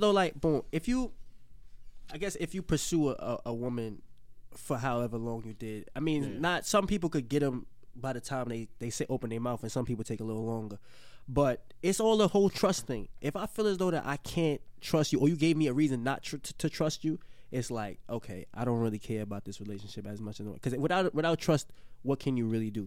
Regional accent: New York City, New York, United States; I'm from the Bronx

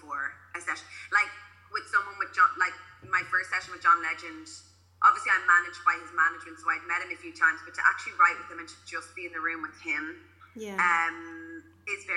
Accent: County Donegal, Ireland; I grew up in Donegal

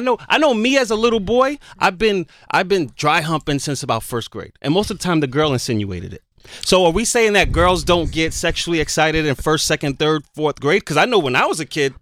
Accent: Jamaica; me growing up as a Jamaican

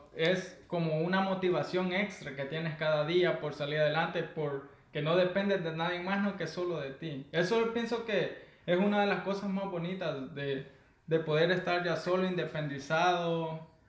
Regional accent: Santa Ana, El Salvador; soy del Salvador, soy de el departamento de Santa Ana, orgullosamente de la tierra morena

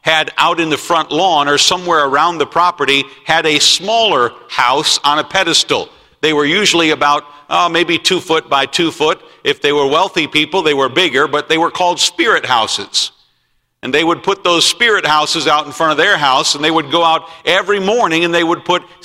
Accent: United States; I did not choose to be born in America. I'm glad that I was born in America.

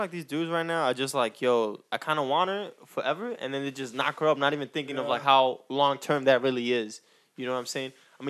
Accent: New York, United States; I'm from New York.

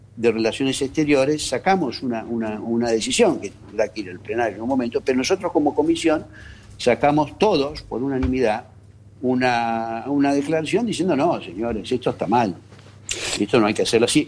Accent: Argentina; como argentinos

